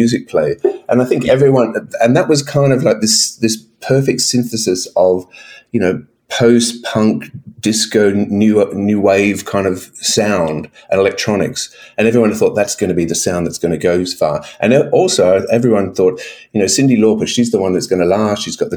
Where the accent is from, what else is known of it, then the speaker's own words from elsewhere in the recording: Brisbane, Queensland, Australia; also born or lived in Melbourne, Victoria; I grew up in Brisbane